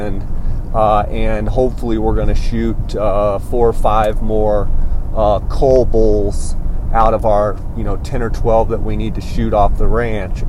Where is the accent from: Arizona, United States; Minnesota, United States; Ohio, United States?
Arizona, United States; my home state of Arizona